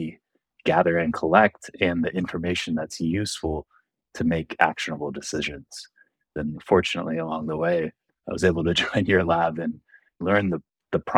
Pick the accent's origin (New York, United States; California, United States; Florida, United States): California, United States; San Jose; also born or lived in San Diego / Irvine; I grew up in San Jose, but I went to college in San Diego